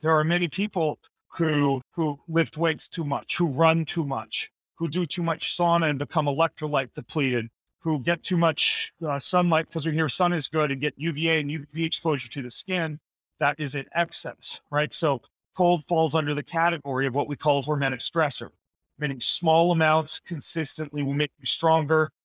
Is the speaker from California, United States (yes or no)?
no; Idaho, United States; the winters where I grew up in Idaho were always just so bitter cold.